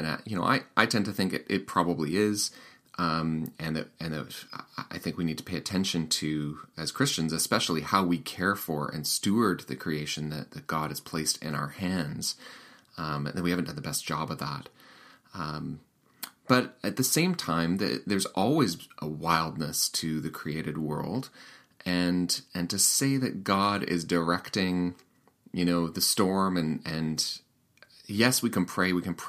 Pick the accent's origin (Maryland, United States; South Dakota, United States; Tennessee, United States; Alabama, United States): South Dakota, United States; Sioux Falls; that's kind of a fun part of the interview where we talk about my hometown. And Sioux Falls is not too far from Winnipeg, actually, if you know this part of the world.